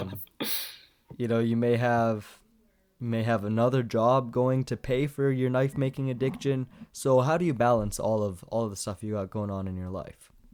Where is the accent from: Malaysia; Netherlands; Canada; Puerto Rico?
Canada; as a Canadian, I don't understand what G P A is at all, 'cause we have, like, your average, but it's in percent.